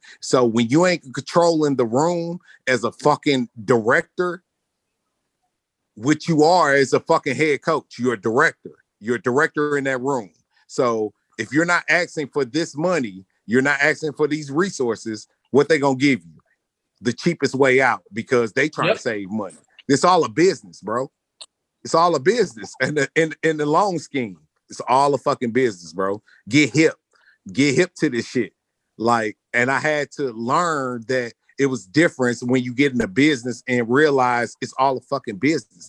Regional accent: St. Louis, Missouri, United States; I'm from St. Louis

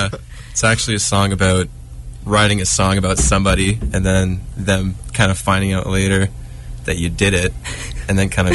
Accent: Waterloo, Ontario, Canada; We're actually from right here in town in Waterloo.

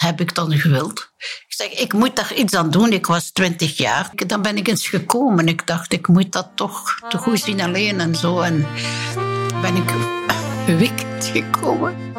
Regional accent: Bree, Flanders, Belgium; ik ging dan soms praten met een priester bij ons op de Gerkenberg in Breedus

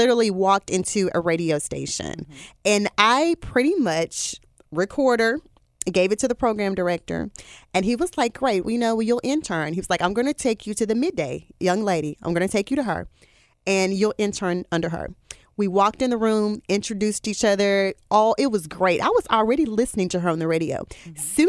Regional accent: Jackson, Mississippi, United States; I'm originally from Jackson. I am originally from Jackson, Mississippi

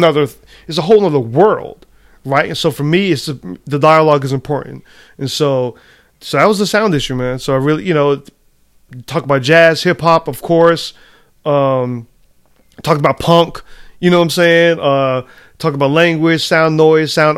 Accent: United States

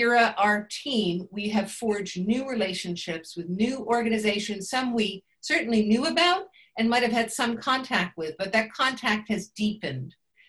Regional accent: United States; now in Bath, United Kingdom; I feel this is something I grew up with in America. I'm a 59-year-old woman

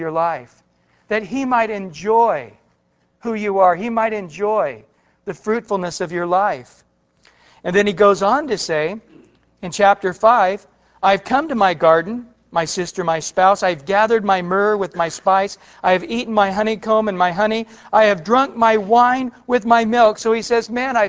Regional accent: Central California, United States; I grew up in Central California

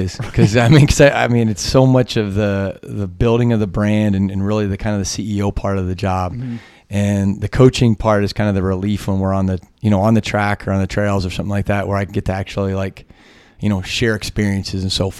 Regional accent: Johnstown, Pennsylvania, United States; And I know I grew up in Johnstown, Pennsylvania, which is small steel coal town.

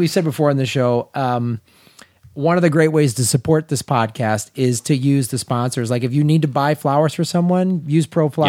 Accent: United States; also born or lived in Wisconsin / Chicago, Illinois; when I grew up in Wisconsin and Chicago.

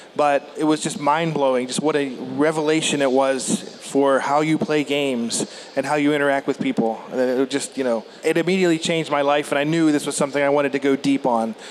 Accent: southwestern Pennsylvania, United States; I grew up in southwestern Pennsylvania

